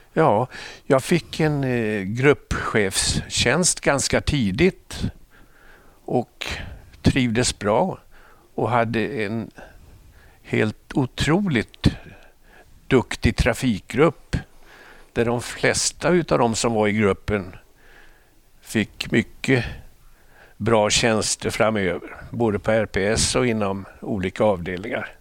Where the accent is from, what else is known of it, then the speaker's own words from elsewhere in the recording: Småland Highlands, Sweden; moved away as an adult; also born or lived in Stockholm; Jag är uppväxt på småländska höglandet